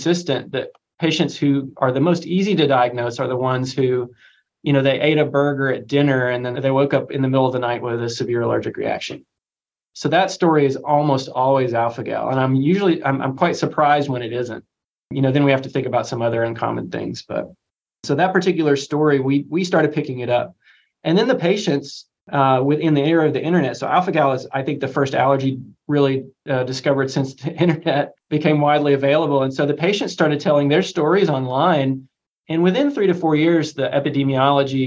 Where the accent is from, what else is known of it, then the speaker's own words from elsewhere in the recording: Crossville, Tennessee, United States; also born or lived in Birmingham, Alabama / Connecticut; I grew up in East Tennessee, and my joke is that in my hometown of Crossville, Tennessee